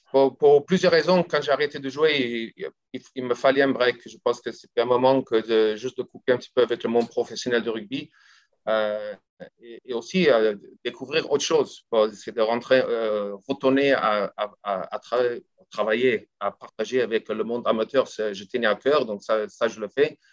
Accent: South Africa; French is a second language; moved away as an adult; also born or lived in France; C'est pas parce que je suis pas sud-africaine, j'y serai toujours et j'ai toujours mon accent, hein, ça n'a pas changé

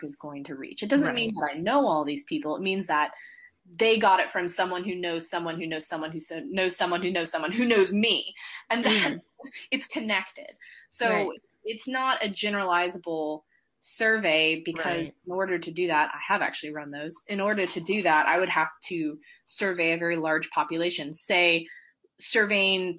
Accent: Georgia, United States; moved away as an adult; I grew up in Georgia, in the US

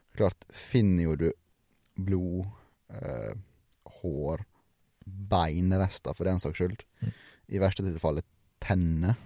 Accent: Sunnmøre, Møre og Romsdal, Norway; ikke fordi jeg er sunnmøring

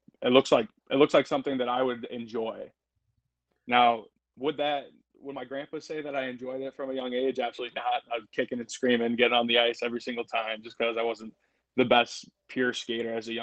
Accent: Toledo, Ohio, United States; I grew up in Toledo. You know, I grew up kind of towards the Toledo Zoo on the Anthony Wayne Trail right over there

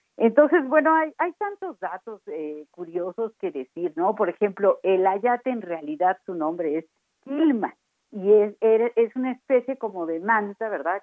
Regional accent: Mexico; así somos los mexicanos

